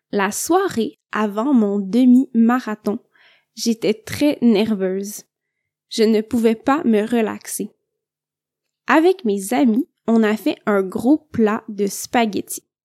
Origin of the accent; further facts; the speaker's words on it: Quebec, Canada; je viens du Québec